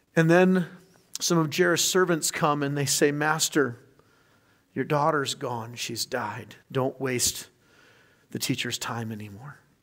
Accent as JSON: {"language": "English", "region": "California", "country": "United States", "tie": "born or raised there", "said": "growing up in California"}